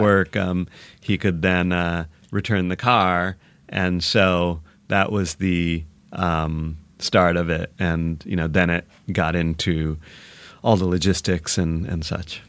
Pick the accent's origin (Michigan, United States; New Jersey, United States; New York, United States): Michigan, United States; also born or lived in Seattle; now in Los Angeles, United States; I grew up in Michigan, but I was in Seattle a long time